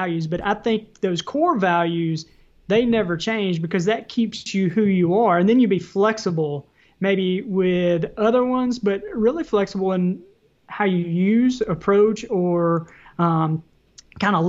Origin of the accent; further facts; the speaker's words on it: the South, United States; accent: Southern; my Southern accent.